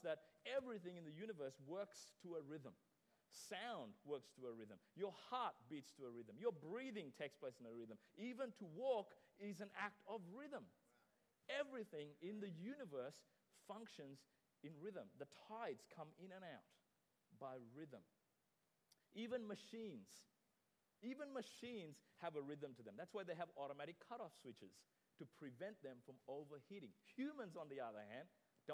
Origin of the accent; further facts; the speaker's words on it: Sri Lanka; I remember growing up in Sri Lanka